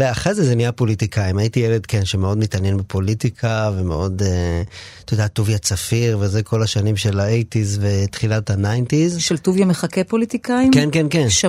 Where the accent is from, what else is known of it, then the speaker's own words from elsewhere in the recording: Ma'ale Adumim, Judea and Samaria Area, Israel; אני גדלתי בבית שהוא היה בית אה, ימני, כאילו באופן כללי, לא, לא איזה אידיאולוגיה גדולה וזה, אבל זה היה זה היה הבונטון גם מסביב במעלה אדומים.